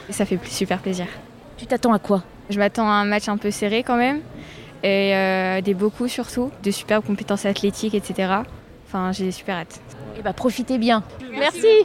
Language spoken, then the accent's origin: French; Lyon, Auvergne-Rhône-Alpes, France; je jouais en club euh, dans ma petite région, euh, je suis lyonnaise.